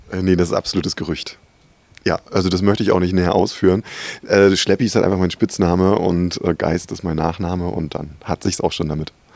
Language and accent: German; Rostock, Mecklenburg-Vorpommern, Germany; moved away; Ich, ich komme ja ursprünglich aus Rostock